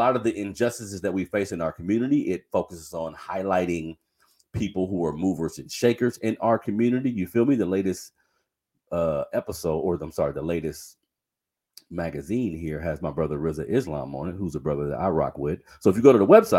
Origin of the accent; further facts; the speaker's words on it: Sacramento, California, United States; a lot of the men that I grew up with in Sacramento, I am in Sacramento, California, for everybody that's listening elsewhere. I've been saying that that's my home city, South Sacramento to be exact.